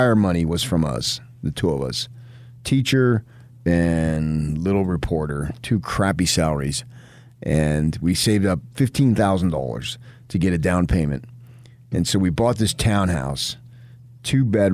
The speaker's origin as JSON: {"language": "English", "region": "New Jersey", "country": "United States", "tie": "born or raised there", "moved": "yes", "lives_now": "Utah, United States", "said": "I was born in Jersey, not Utah."}